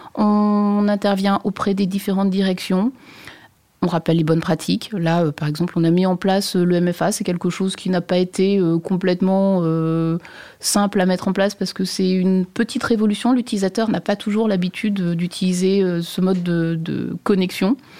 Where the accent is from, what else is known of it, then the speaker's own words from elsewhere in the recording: Brittany, France; je suis bretonne